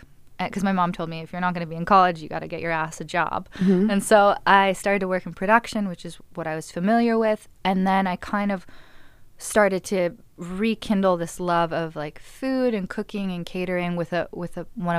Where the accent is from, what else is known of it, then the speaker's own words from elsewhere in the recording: Malibu, California, United States; I grew up in Los Angeles, in Malibu specifically, and I went to Malibu High